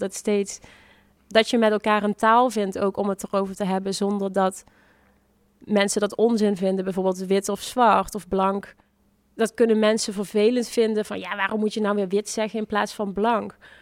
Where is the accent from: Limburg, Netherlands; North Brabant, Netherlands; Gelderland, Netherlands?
Limburg, Netherlands; Venlo; moved away; also born or lived in The Hague; in principe ben ik hier wel geboren en getogen